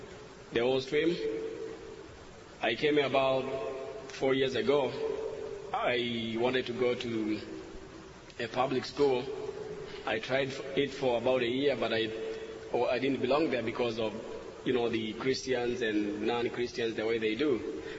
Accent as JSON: {"language": "English", "region": "Nairobi", "country": "Kenya", "moved": "yes", "said": "I'm from Kenya, Nairobi, 13,000 miles from here."}